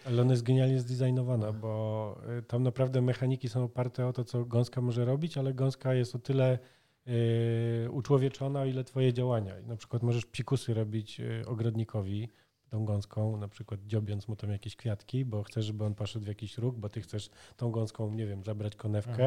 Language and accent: Polish; Poland; Urodziliśmy się w komunistycznym bloku, bez dostępu do zachodnich technologii, w biednym, zbankrotowanym kraju